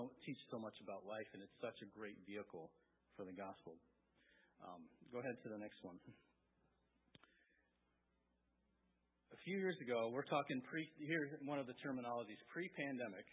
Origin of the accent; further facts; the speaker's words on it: coastal Maine, United States; also born or lived in Wiscasset, Maine / Bath, Maine; that's where I grew up. I grew up in Alma. We lived in Wiscasset and Bath